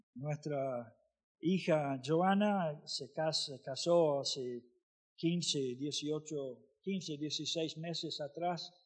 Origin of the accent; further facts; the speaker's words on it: Florida, United States; Spanish is a second language; moved away as an adult; also born or lived in Argentina; Nací en Florida